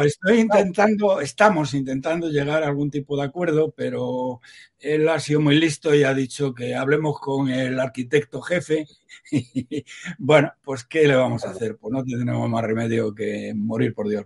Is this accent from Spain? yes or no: yes; Salamanca, Castile and León, Spain; soy de Salamanca